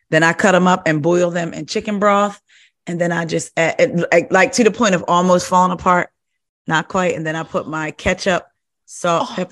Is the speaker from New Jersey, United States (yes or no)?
yes; New Jersey, United States; moved away; I'm originally from Jersey